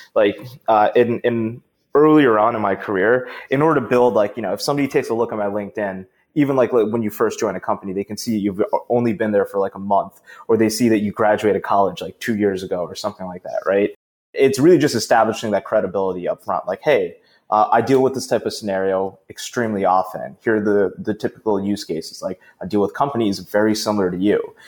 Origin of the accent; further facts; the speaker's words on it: Boston, Massachusetts, United States; my hometown of Boston.